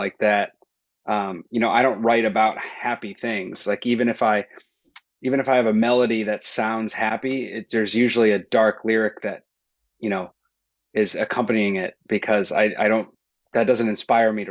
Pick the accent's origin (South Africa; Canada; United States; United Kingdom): United States; Akron, Ohio; moved away as an adult; now in Chicago, United States; I'm from Akron, Ohio